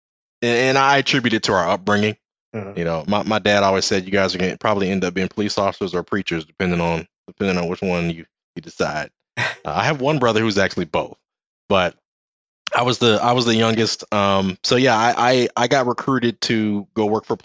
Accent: Los Angeles, California, United States; also born or lived in Lynwood, California / Compton, California / Pasadena, California; I was born in Linwood, California, which is a city in Los Angeles County, just outside of Compton

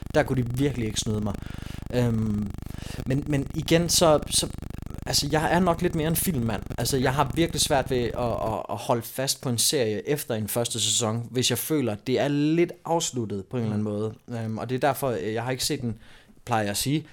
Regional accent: Vejen, Southern Denmark, Denmark; moved away; also born or lived in Aarhus; min gamle hjemby i Vejen, hvor jeg voksede op

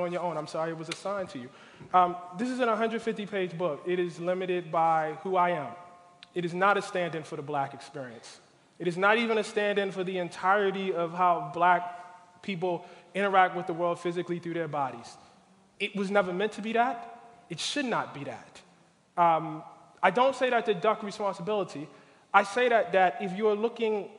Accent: Baltimore, Maryland, United States; African-American church in my hometown of Baltimore

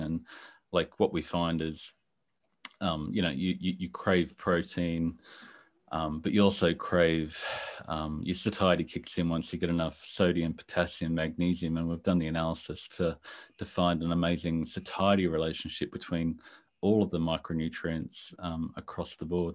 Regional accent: Brisbane, Queensland, Australia; I'm from Brisbane, Australia, other side of the world from you

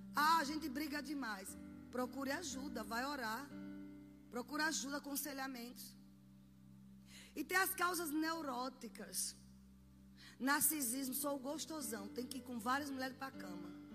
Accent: Sergipe, Brazil; Na minha terra, vocês sabem que eu sou de Sergipe

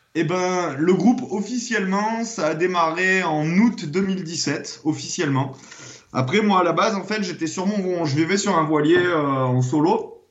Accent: Clermont-Ferrand, Auvergne-Rhône-Alpes, France; moved away; je suis monté à Clermont-Ferrand, euh, c'est ma région natale

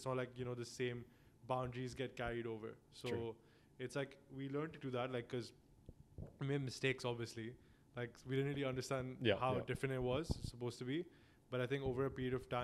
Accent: Dubai, United Arab Emirates; moved away; I've been born and brought up in Dubai. Like, Dubai is basically home for me. I'm actually from India. I'm Indian, but I've been born and brought up in Dubai.

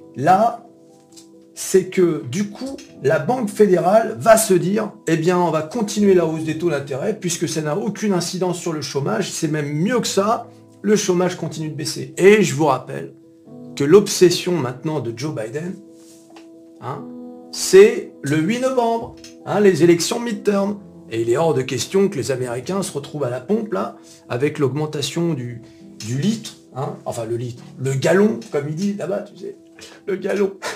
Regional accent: France; On est français

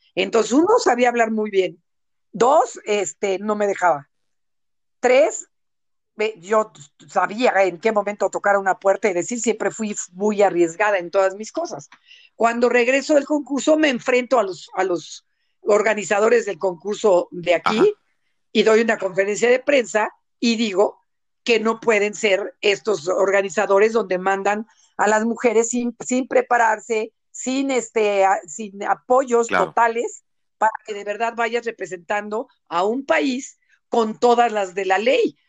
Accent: Mexico; moved away as an adult; now in United States; le digo yo de México

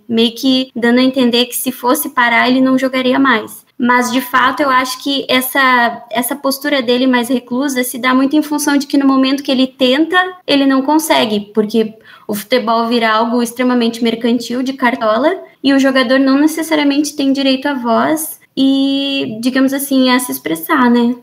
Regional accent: Rio Grande do Sul, Brazil; eu, eu sou gaúcha

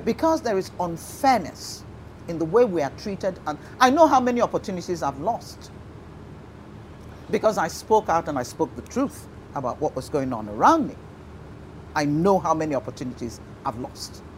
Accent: Igbo, Igboland, Nigeria; I am proudly Igbo

